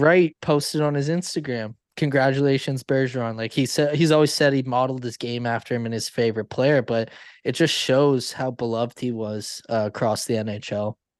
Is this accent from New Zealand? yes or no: no; Canada; I'm Canadian